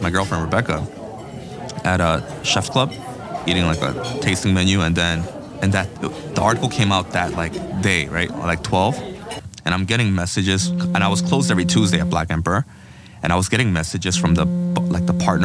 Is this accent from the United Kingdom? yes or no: no; Seoul, South Korea; now in New York, United States; It's the name of my hometown in Korea, where I was born and raised